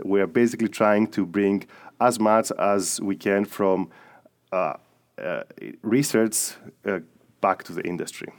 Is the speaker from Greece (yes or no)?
yes; Greece; moved away; I'm from Greece